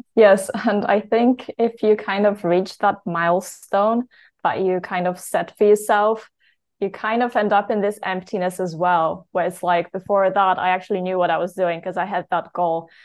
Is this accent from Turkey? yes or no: no; Poland; also born or lived in United Kingdom; I am from Poland originally.